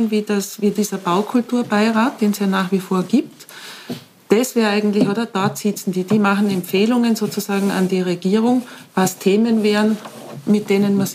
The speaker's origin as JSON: {"language": "German", "town": "Bludenz", "region": "Vorarlberg", "country": "Austria", "tie": "born or raised there", "said": "Nütziders ist ein, also ist ein kleiner, kleines Dorf, neben ehemaliges Dorf, neben Bludens, wo ich aufgewachsen bin."}